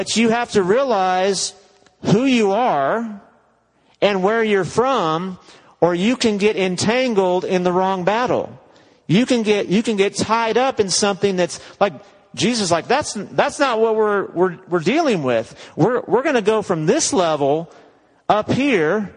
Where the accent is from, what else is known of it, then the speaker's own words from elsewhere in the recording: United States; now in West Texas, United States; American Christians